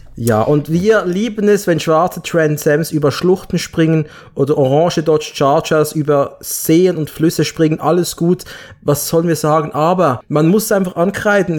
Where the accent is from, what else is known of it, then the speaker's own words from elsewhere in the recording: Basel, Basel-Stadt, Switzerland; bei uns in Basel